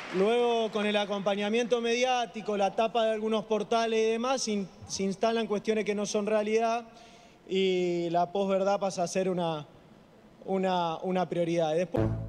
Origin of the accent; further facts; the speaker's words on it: Buenos Aires, Argentina; yo soy porteño